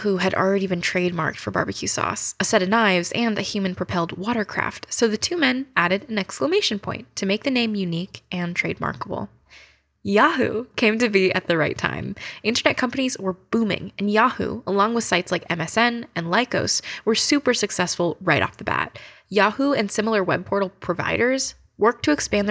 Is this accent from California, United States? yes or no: yes; Northern California, United States; moved away as an adult; now in New York, United States; I grew up in Northern California